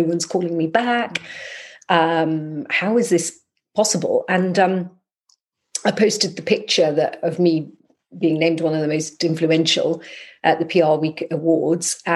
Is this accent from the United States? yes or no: no; Scotland, United Kingdom; moved away; When I lived in Scotland, I'm from Scotland